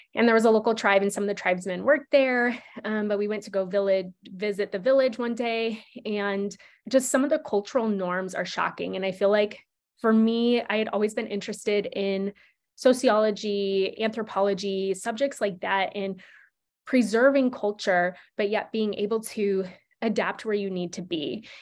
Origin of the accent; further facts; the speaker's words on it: Nebraska, United States; moved away; I grew up in Nebraska where you don't need to have sex education.